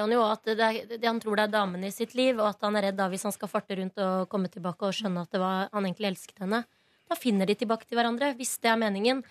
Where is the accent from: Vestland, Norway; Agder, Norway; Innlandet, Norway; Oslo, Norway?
Oslo, Norway; Jeg er Oslo-jente, eller veldig østkanta. Jeg er fra Hauketo.